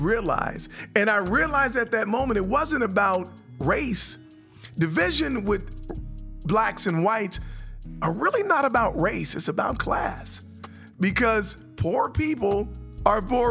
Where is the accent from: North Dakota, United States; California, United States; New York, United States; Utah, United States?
California, United States; San Francisco; now in North Carolina, United States; I'm from San Francisco